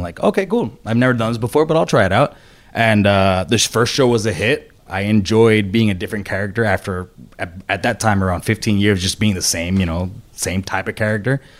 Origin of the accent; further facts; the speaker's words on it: Puerto Rico; I was born and raised in Puerto Rico